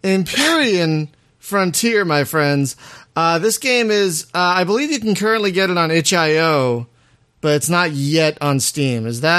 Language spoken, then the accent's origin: English; Philadelphia, Pennsylvania, United States; moved away; I'm from Philadelphia